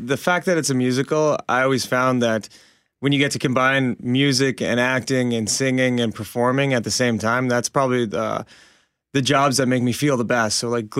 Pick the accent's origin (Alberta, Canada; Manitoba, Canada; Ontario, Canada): Manitoba, Canada; Winnipeg; my hometown of Winnipeg